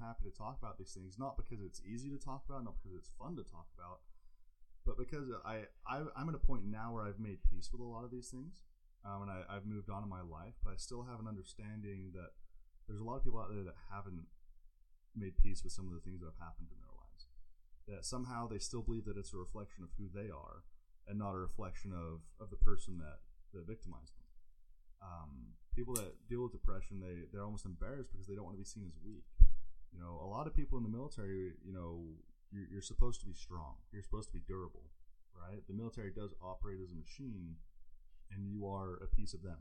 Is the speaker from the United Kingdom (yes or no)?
yes; England, United Kingdom; moved away; I grew up in England under an abusive father that we had a court order to leave the country to seek time with where my mom's family was